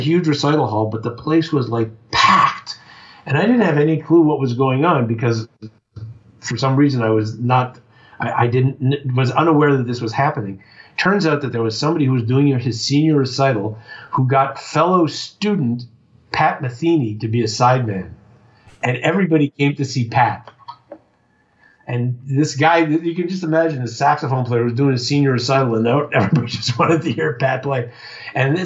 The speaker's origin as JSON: {"language": "English", "town": "Montreal", "region": "Quebec", "country": "Canada", "also_born_or_lived": "Toronto / Boston", "moved": "as an adult", "said": "I was from Montreal"}